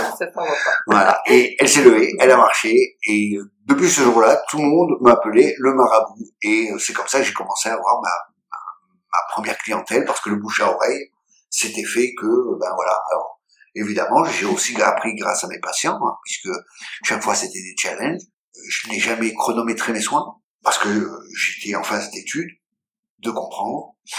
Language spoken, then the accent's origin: French; France; also born or lived in Israel / China; je suis français. Alors en France, je suis juif, mais là-bas, je suis français